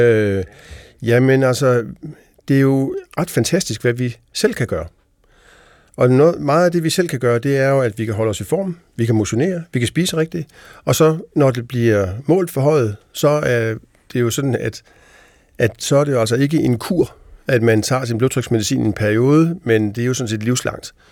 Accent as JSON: {"language": "Danish", "country": "Denmark", "said": "vi som danskere"}